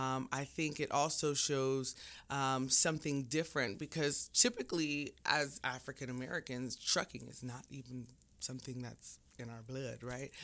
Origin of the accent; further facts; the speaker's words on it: Jamaica; now in United States; I'm Jamaican.